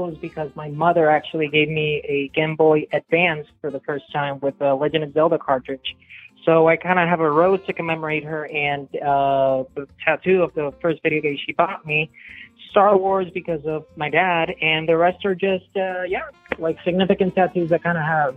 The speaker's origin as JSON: {"language": "English", "country": "Puerto Rico", "first_language": "Spanish", "second_language": "English", "said": "I'm the guy from Puerto Rico"}